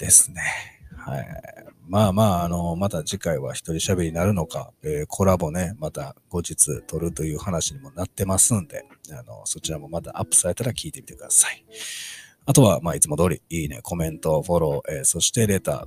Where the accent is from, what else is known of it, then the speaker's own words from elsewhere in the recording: near Kyoto side, Osaka, Japan; accent: Kansai dialect; 生まれは実は大阪のど真ん中じゃなくて結構京都寄り